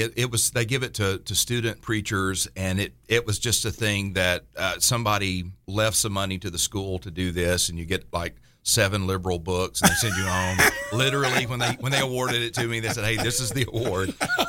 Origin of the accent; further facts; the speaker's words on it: Appalachia, United States; You know, we grew up in the Appalachian foothills, and it was mountain preachers, so a lot of, you know, they yell at you, the scriptures.